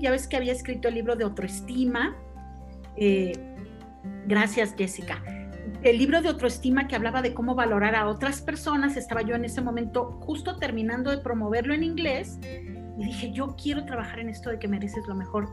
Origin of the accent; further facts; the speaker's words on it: Mexico; yo soy mexicana